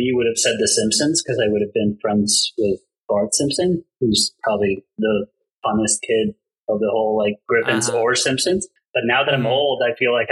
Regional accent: Colombia; moved away; also born or lived in El Salvador / United States; I was born in El Salvador, but I consider myself from Colombia because I grew up there and like half my family is from Colombia

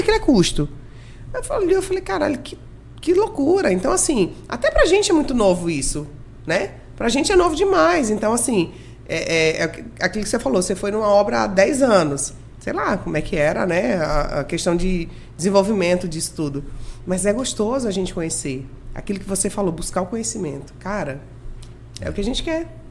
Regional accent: Rondônia, Brazil; also born or lived in Maranhão; eu fui acolhida e criada por Rondônia, sou maranhense

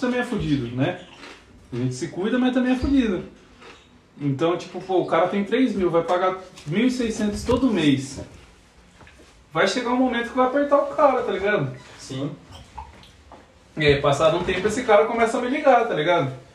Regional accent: São Paulo, Brazil; moved away as an adult; now in Portugal; eu sou de São Paulo, quando eu falo que eu sou de São Paulo é, é tipo meio complicado, porque tipo. Eu cresci, eu sou do Jaraguá, Zona Oeste de São Paulo

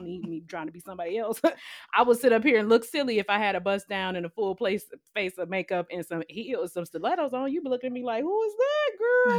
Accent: Cleveland, Ohio, United States; I'm completely okay being from Cleveland, Ohio

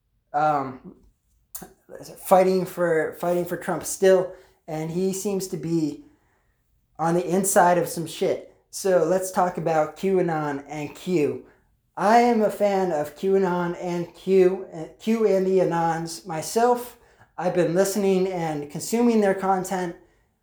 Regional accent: Pennsylvania, United States; I'm from Pennsylvania

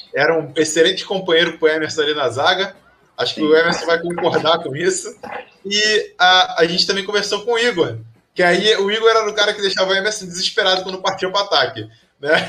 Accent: Rio de Janeiro, Brazil; eu sou do Rio de Janeiro, eu não sou do Rio Grande do Sul

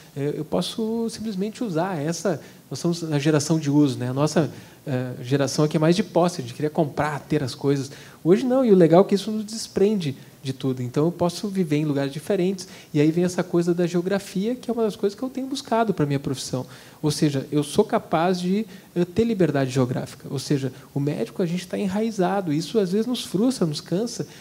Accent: Brazil; como brasileiro

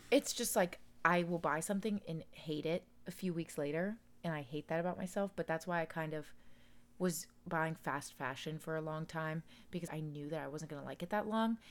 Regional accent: Daytona Beach, Florida, United States; born or raised there

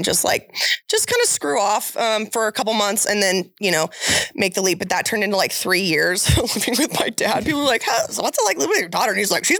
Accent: Buffalo, Wyoming, United States; also born or lived in Cody, Wyoming / Bozeman, Montana / Oklahoma City, Oklahoma; now in Sheridan, United States; Well, I'm from Buffalo, Wyoming originally, like grew up in Cody till like fourth grade and then spent the rest of my time till high school, graduated from Buffalo. BHS, I'm a Buffalo.

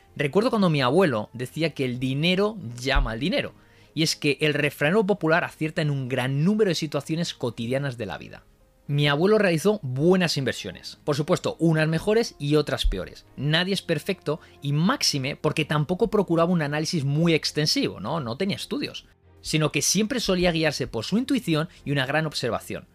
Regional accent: Madrid, Community of Madrid, Spain; moved away; also born or lived in Japan; madrileño, 7 años de experiencia profesional en Japón

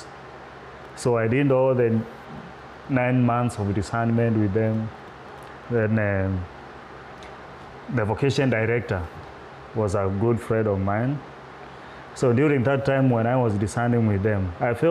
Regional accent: eastern Kenya, Kenya; moved away as an adult; I come from Kenya, the eastern part of Kenya. I grew up in a rural place, far from the cities

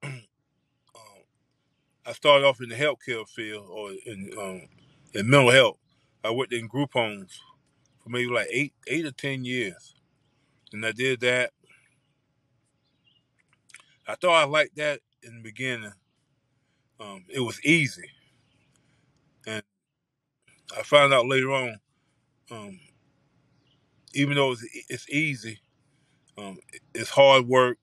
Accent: New Bern, North Carolina, United States; from New Bern, North Carolina.

